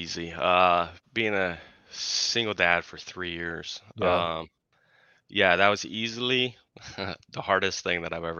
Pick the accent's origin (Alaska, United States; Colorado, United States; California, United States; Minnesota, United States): Colorado, United States; also born or lived in Kentucky / Tennessee; now in Oregon, United States; we're from Colorado. I lived in Kentucky for a while.